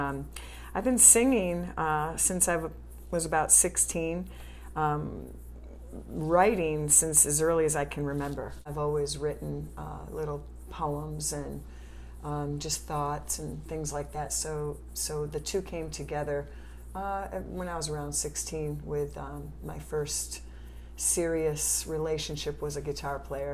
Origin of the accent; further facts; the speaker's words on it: Italy; born there; Yeah, I was born in Italy, yeah.